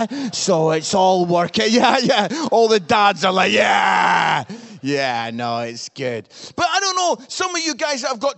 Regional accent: Scotland, United Kingdom; I'm Scottish

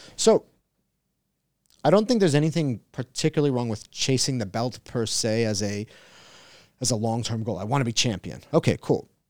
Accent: Long Island, New York, United States; now in San Diego, United States; I grew up in Long Island

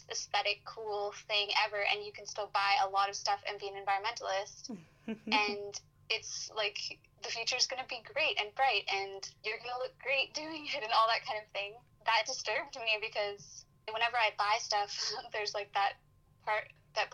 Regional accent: Vancouver, British Columbia, Canada; I'm from Vancouver

